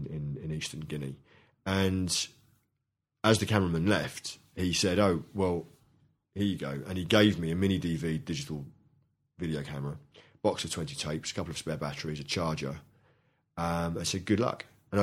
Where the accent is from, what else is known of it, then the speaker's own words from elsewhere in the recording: London, United Kingdom; Initially, when I was brought up in London in the 70s, you know, the default position, both at home and at school